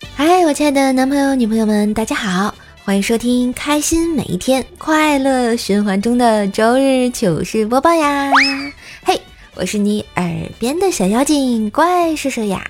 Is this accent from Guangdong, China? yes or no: no; Tianjin, China; 姐姐我也是天津的呀